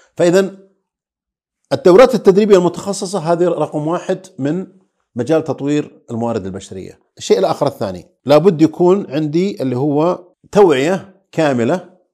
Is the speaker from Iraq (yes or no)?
no; Saudi Arabia; عندنا في السعوديه